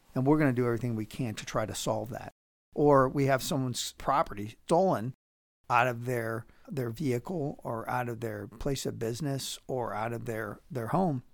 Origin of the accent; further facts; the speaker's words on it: Pittsburgh, Pennsylvania, United States; now in Powell, United States; I'm from Pittsburgh originally